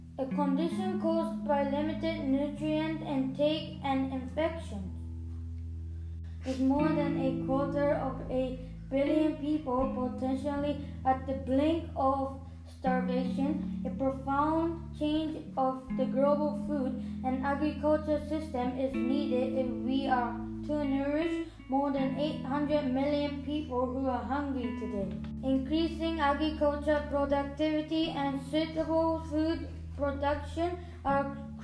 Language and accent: English; Japan; from Japan